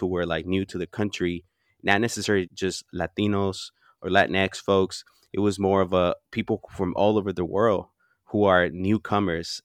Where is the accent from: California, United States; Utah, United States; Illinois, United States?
California, United States; Oakland; also born or lived in Huapan, Michoacán, Mexico; I came here when I was ten